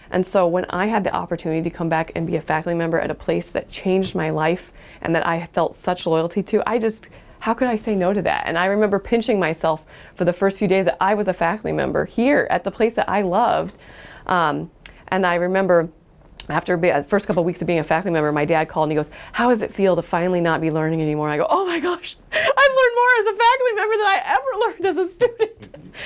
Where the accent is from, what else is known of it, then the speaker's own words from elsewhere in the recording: Fremont, California, United States; I grew up in Fremont, and um, doctors were smart